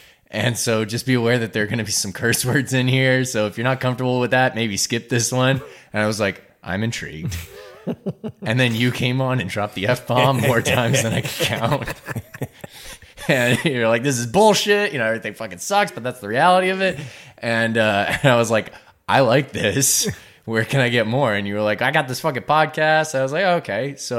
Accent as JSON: {"language": "English", "region": "New Jersey", "country": "United States", "lives_now": "Easton area, United States", "said": "Look, I'm from Jersey. It's water. That's how you pronounce it. I also, like, I'm from Crayola country."}